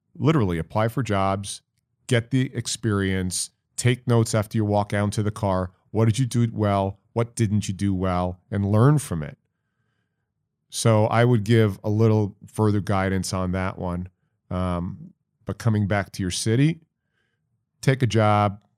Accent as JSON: {"language": "English", "town": "Syosset", "region": "New York", "country": "United States", "tie": "born or raised there", "also_born_or_lived": "Dayton, Ohio", "said": "my hometown, Syosset, New York"}